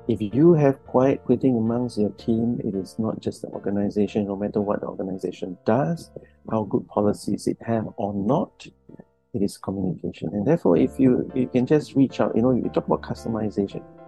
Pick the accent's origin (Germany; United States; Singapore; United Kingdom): Singapore; me being from Singapore, going over to Sweden